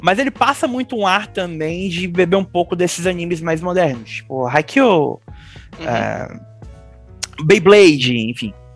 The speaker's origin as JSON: {"language": "Portuguese", "region": "Bahia", "country": "Brazil", "said": "eu sou baiano"}